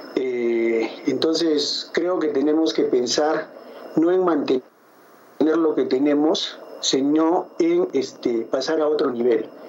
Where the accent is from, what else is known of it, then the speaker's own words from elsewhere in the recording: Arequipa, Peru; yo soy de Arequipa, en Arequipa tenemos un desierto muy grande